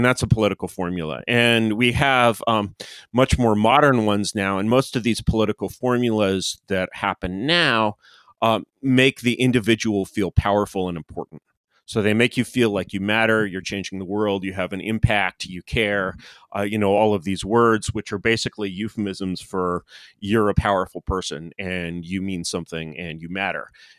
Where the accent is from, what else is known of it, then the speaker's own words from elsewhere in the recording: Washington, District of Columbia, United States; I sort of grew up in DC. I grew up in the Foreign Service, to be exact.